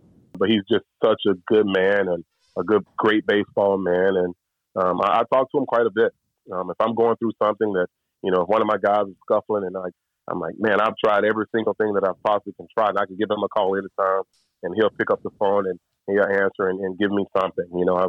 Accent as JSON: {"language": "English", "town": "Louisville", "region": "Mississippi", "country": "United States", "tie": "born or raised there", "also_born_or_lived": "Starkville, Mississippi", "moved": "as an adult", "lives_now": "Tampa, United States", "said": "growing up in Louisville, you know, state 28 miles from Louisville."}